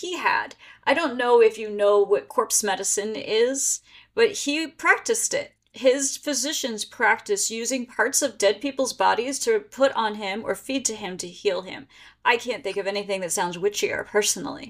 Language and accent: English; Pennsylvania, United States; now in Maryland, United States; I live in Maryland, and I grew up in Pennsylvania